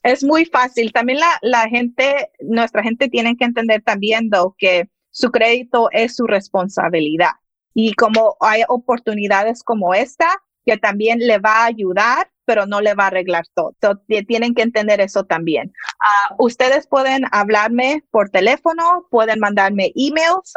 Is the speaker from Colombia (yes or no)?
no; Mexico; yo soy mexicana, mis papás son mexicanos